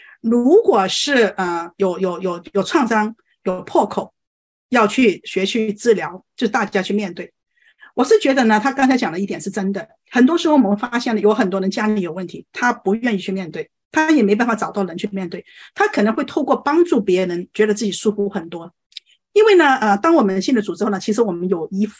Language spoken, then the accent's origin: Chinese; China; 我们呃，作为中国人，我觉得最大的问题就是说对情感没有认知